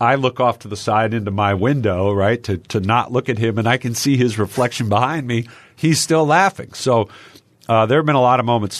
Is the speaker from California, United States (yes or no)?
no; Texas, United States; moved away as an adult; now in Philadelphia, United States; growing up in Texas